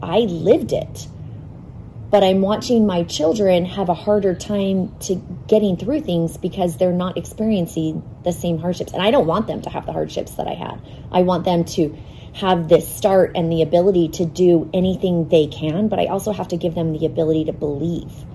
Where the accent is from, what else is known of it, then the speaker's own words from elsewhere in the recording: Phoenix, Arizona, United States; I grew up in North Phoenix, fifth generation Arizona native